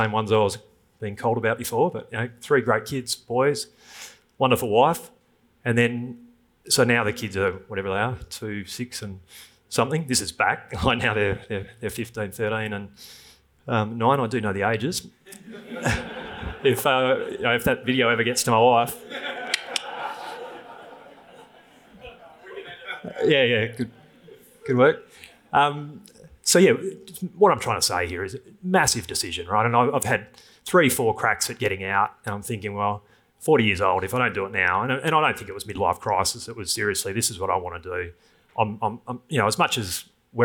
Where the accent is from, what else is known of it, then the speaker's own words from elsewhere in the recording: Thornlie, Western Australia, Australia; from Thornley, which is, anyone knows WA, that's probably the worst school, and I single mum, truck driver dad